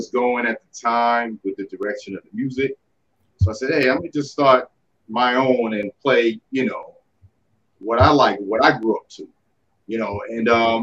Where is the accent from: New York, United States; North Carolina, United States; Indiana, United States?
New York, United States; Long Island; now in Atlanta, United States; I am originally from Strong Island, New York, but I'm in Atlanta